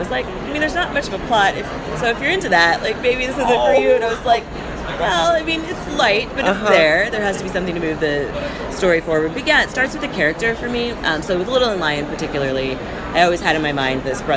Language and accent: English; Southwest Missouri, United States; moved away as an adult; now in Los Angeles, United States; where I grew up in Southwest Missouri, and I grew up in the 80s